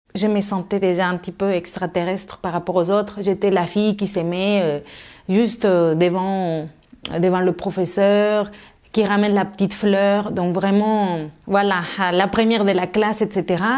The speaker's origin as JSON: {"language": "French", "region": "Mexico City", "country": "Mexico", "tie": "born or raised there", "second_language": "French", "moved": "as an adult", "lives_now": "France", "said": "je suis née à Mexico et j'ai grandi à Mexico et je suis restée jusqu'à l'âge de 18 ans."}